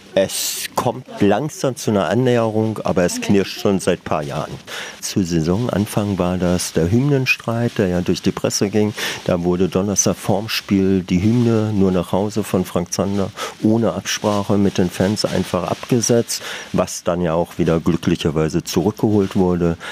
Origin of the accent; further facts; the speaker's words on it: Berlin, Germany; also born or lived in Minden, Westphalia; Ich bin aus Westfalen, aus Minden nach Berlin gezogen, war relativ jung, neun